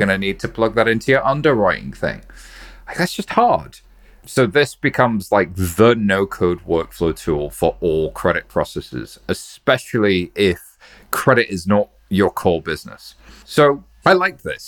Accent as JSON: {"language": "English", "country": "United Kingdom", "said": "I'm just a British guy"}